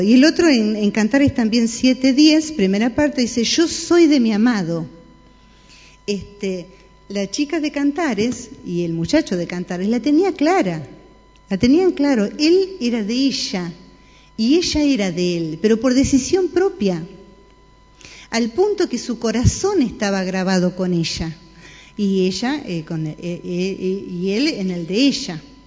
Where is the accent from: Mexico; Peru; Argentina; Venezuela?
Argentina